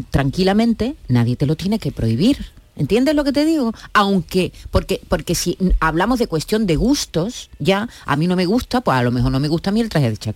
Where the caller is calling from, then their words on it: Seville, Andalusia, Spain; de Sevilla.